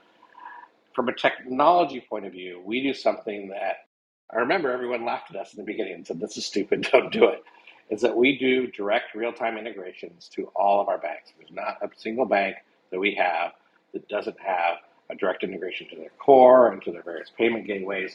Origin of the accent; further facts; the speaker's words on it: United States; I'm an American